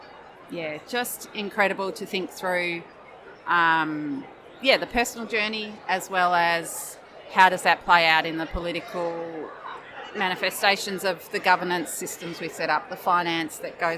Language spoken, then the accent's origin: English; Victoria, Australia; I'm from Northeast Victoria